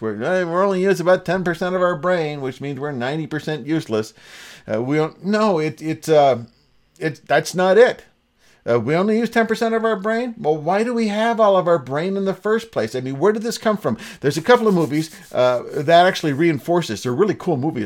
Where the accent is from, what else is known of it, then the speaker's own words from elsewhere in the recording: Ontario, Canada; Born and raised in Ontario, an English-speaking province